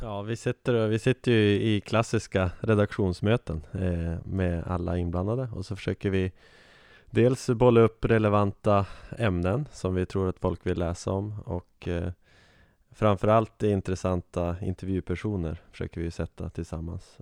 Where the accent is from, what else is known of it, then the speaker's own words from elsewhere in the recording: Umeå, Västerbotten County, Sweden; accent: Norrland; moved away as an adult; now in Uppsala, Sweden; jag är ju en eh, norr, norrlänning som ni kanske hör på min dialekt. Född och uppväxt i Umeå